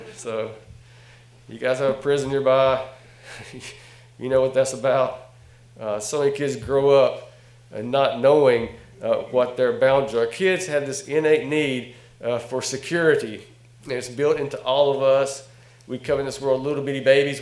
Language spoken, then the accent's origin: English; North Carolina, United States; from North Carolina, by the way. Can you tell from my accent?